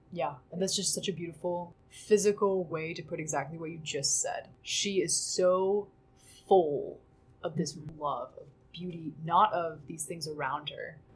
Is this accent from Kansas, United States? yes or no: yes; Kansas, United States; we're from Kansas. It's very flat